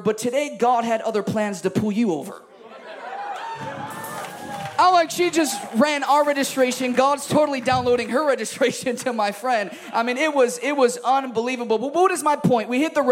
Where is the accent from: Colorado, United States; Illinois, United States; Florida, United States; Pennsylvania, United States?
Illinois, United States; Chicago; I'm from Chicago